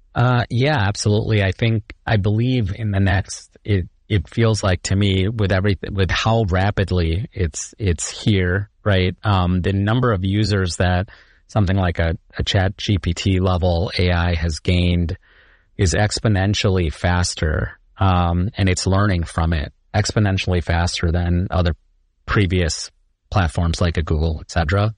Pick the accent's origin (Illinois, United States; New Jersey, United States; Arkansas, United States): Illinois, United States; Chicago; also born or lived in India / Iowa State (Ames, Iowa); I grew up in Chicago. Um, born in India, uh, but grew up in Chicago